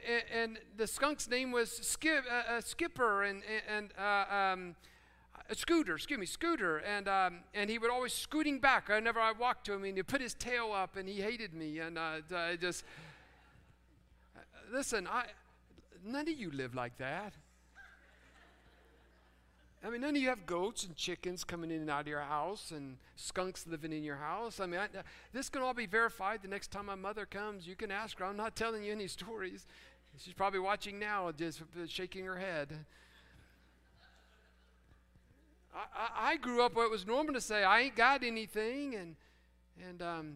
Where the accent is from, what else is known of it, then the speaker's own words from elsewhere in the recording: Fairmont, West Virginia, United States; moved away; growing up in Fairmont, West Virginia, out in the country where we had chickens and pigs